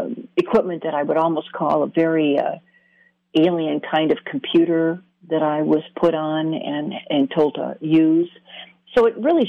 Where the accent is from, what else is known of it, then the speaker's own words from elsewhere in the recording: Michigan, United States; I grew up in Michigan, very wooded area